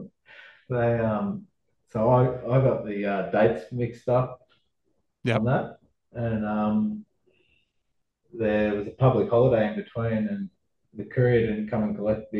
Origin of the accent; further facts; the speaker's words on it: Wodonga, Victoria, Australia; I just grew up in Wodonga